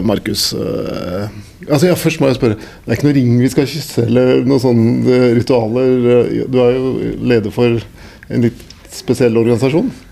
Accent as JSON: {"language": "Norwegian", "region": "Oslo", "country": "Norway", "accent": "East Oslo sociolect", "said": "Jeg er Oslo øst"}